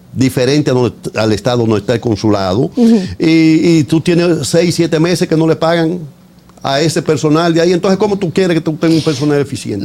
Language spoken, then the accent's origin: Spanish; Dominican Republic; moved away